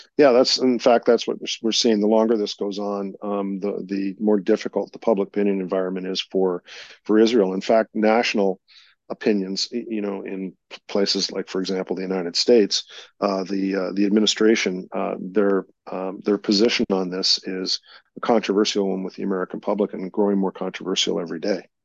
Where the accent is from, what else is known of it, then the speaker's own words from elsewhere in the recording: Canada; proud as a Canadian